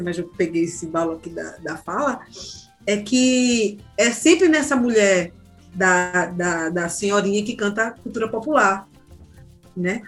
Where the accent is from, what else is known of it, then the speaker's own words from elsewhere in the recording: Jardim São Paulo, Pernambuco, Brazil; eu sou de Jardim São Paulo, eu conheço minhas pessoas, né, os amigos, tudo de periferia